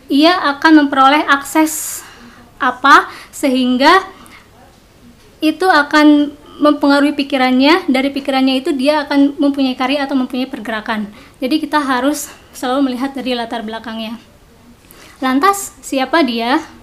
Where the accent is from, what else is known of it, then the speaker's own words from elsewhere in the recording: Jatiwangi, West Java, Indonesia; Saya bertolak dari latar belakang diri saya, kampung saya Jatiwangi, di mana di sana sangat minim sekali perempuan yang menempuh pendidikan tinggi.